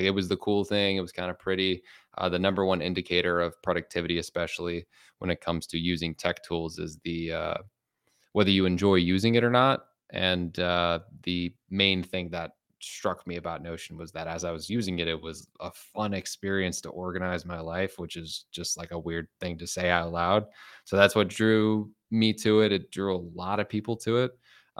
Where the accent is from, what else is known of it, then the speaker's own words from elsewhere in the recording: Chicago, Illinois, United States; I'm from Chicago.